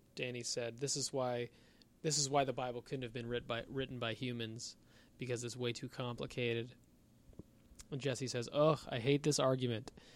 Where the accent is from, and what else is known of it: Canada